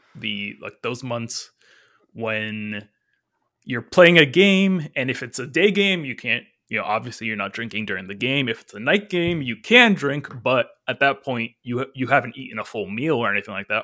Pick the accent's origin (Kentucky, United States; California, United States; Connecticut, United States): California, United States; I was born and raised here in California